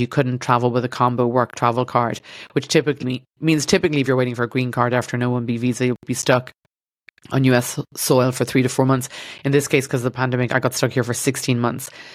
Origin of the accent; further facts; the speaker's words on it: Ireland; accent: Irish; moved away as an adult; now in Los Angeles, United States; my Irish accent